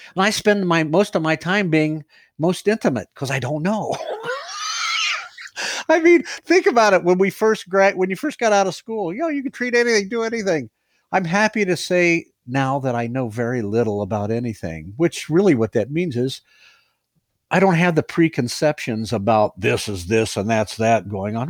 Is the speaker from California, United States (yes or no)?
no; Ohio, United States; moved away as an adult; I'm from Ohio